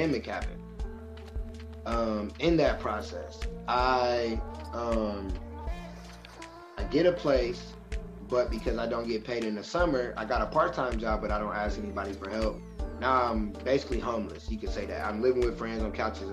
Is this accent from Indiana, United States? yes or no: yes; Michigan City, Indiana, United States; moved away as an adult; now in Indianapolis, United States; I'm from Michigan City, Indiana, and I moved here to Indianapolis